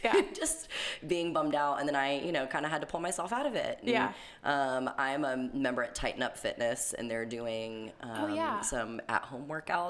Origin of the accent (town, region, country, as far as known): Neptune Beach, Florida, United States; born or raised there; also born or lived in Brunswick, Georgia